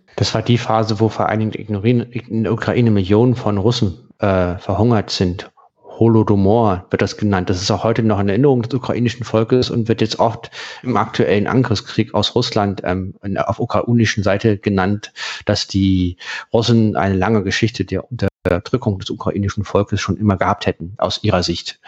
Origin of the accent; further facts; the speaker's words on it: Berlin, Germany; ich komme aus Köpenick